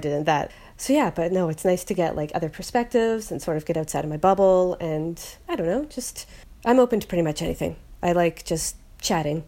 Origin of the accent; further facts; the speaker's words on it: Halifax, Nova Scotia, Canada; moved away as an adult; also born or lived in Victoria, British Columbia / Vancouver, British Columbia; I am recording from Halifax, Nova Scotia. I was born and raised here